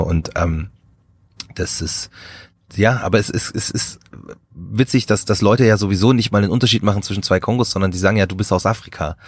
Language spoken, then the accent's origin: German; Markt Schwaben, Bavaria, Germany; ich bin in Bayern groß geworden, so auf dem, auf dem Land